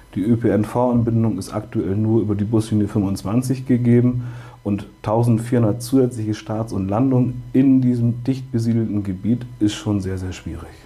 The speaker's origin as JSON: {"language": "German", "region": "Bremen", "country": "Germany", "tie": "born or raised there", "said": "ich bin gezeugt geboren und aufgewachsen in Höhe und Sichtweite des Weserstadions"}